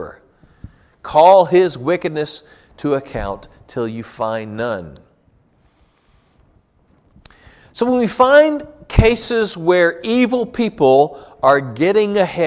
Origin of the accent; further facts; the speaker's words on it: United States; as American Christians